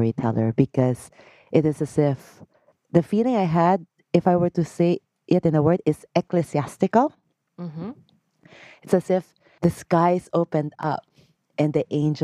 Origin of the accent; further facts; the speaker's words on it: Philippines; I grew up in the Philippines